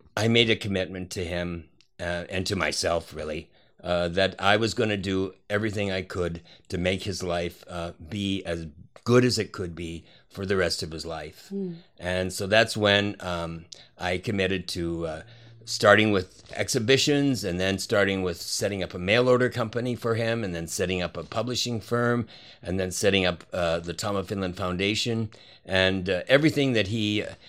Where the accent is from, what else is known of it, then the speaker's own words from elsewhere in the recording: Canada; moved away; also born or lived in Hawaii / New York; I'm Canadian born, and and then I uh, was living in different cities in America